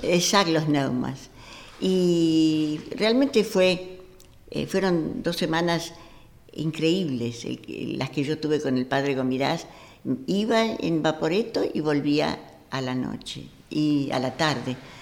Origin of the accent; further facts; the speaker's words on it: Argentina; yo soy argentina